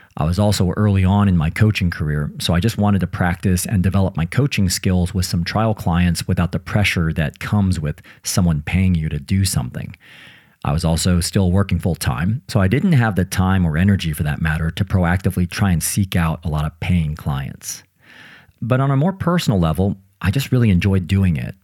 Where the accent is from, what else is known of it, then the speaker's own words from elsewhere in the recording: United States; now in United Kingdom; I'm from the United States and I now live in the UK